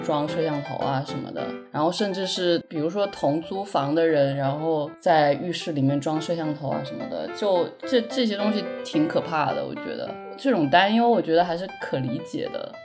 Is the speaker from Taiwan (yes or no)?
no; Guilin, Guangxi, China; accent: Guilin dialect; moved away as an adult; 像我这种方言，就是大家知道桂林话